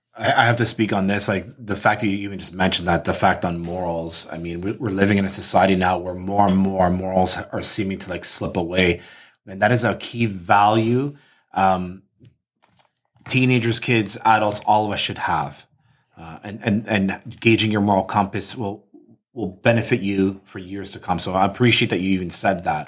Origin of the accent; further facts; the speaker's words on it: Canada; we're from Canada